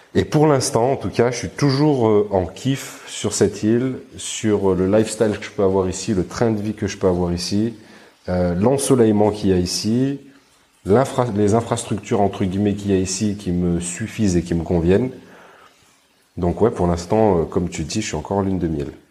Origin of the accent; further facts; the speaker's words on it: Grenoble, Auvergne-Rhône-Alpes, France; moved away as an adult; je suis de Grenoble, j'ai grandi à Grenoble et j'habitais à Grenoble